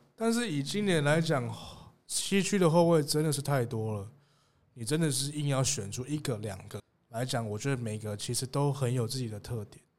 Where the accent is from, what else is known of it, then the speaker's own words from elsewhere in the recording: Tainan, Taiwan; 身为台南人，我自己非常支持台钢猎鹰